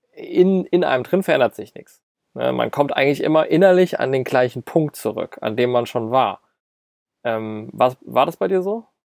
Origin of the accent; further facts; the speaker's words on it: Mainz, Rhineland-Palatinate, Germany; Wir sind ja beide aus Mainz